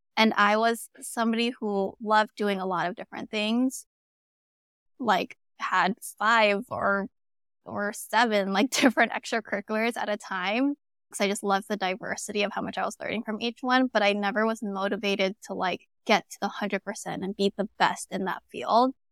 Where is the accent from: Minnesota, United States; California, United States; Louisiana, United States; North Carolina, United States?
California, United States; Arcadia; I was in Arcadia, California, it's in the L A area